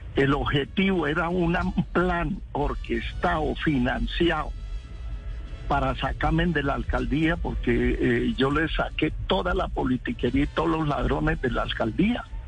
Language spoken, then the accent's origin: Spanish; Colombia; Yo soy es colombiano